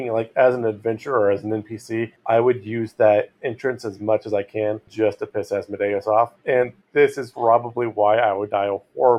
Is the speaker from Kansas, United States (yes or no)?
no; California, United States; where I grew up in California, there were some hot springs like Mammoth and near Shasta Lake